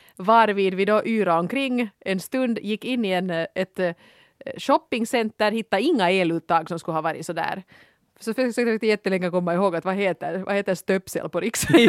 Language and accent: Swedish; Helsinki, Uusimaa, Finland; jag är från Helsingfors